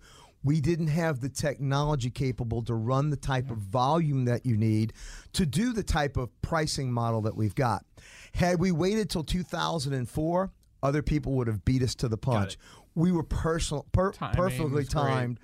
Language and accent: English; New Orleans, Louisiana, United States; now in Atlanta, United States; I'm originally from New Orleans